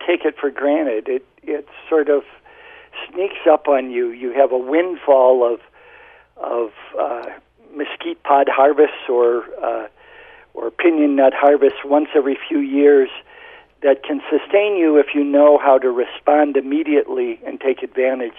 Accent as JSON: {"language": "English", "region": "Indiana Dunes", "country": "United States", "tie": "born or raised there", "moved": "as an adult", "lives_now": "Southwest, United States", "said": "I am from the Indiana Dunes on Lake Michigan, so I grew up in sand"}